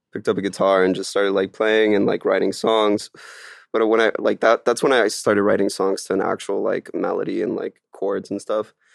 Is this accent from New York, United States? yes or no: no; Miami, Florida, United States; moved away as an adult; also born or lived in France; now in Los Angeles, United States; I was born in France and then moved to Miami when I was, like, seven with my parents